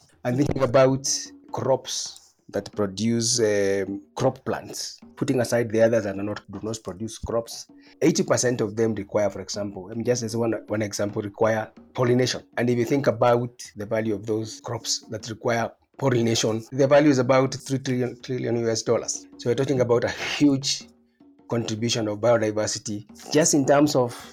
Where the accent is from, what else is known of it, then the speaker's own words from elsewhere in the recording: Kenya; also born or lived in Nairobi; I am Kenyan and I'm based in Nairobi